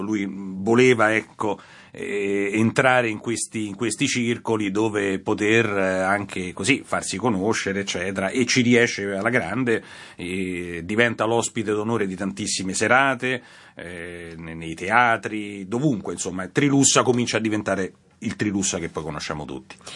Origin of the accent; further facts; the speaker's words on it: Rome, Lazio, Italy; io sono romano di nascita